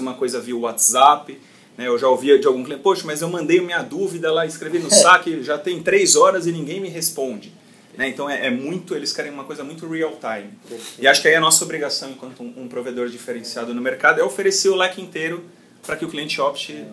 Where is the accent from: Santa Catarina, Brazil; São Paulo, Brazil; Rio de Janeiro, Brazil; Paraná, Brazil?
São Paulo, Brazil; sou paulista, aqui da cidade de São Paulo